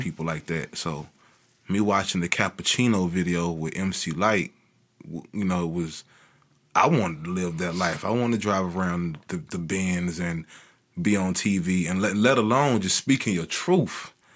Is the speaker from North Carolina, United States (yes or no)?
yes; Kinston, North Carolina, United States; it's tough growing up in Kingston